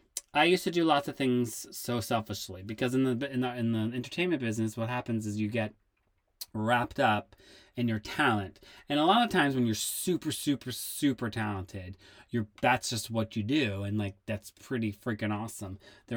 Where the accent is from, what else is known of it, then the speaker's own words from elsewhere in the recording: Worcester, Massachusetts, United States; I grew up in Massachusetts in a town called Worcester City, and I grew up dancing at two dance studios, and I went to a performing arts high school